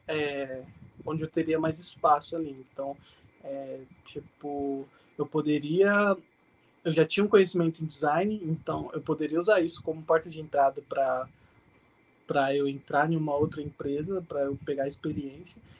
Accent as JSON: {"language": "Portuguese", "town": "Mogi das Cruzes", "region": "São Paulo", "country": "Brazil", "tie": "born or raised there", "said": "nasci na capital e fui criado basicamente em Mogi mesmo."}